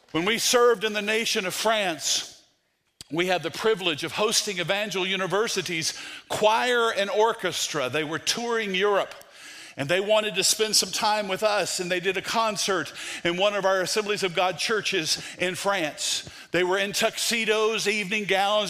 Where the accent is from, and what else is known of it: United States